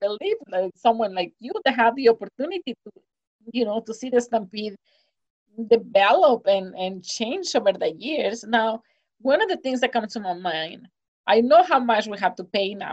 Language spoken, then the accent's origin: English; Mexico; moved away as an adult; now in Calgary, Canada; I'm originally from Mexico